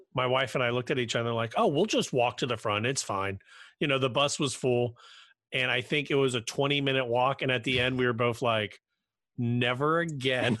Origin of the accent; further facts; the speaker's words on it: Cincinnati, Ohio, United States; I'm from Cincinnati.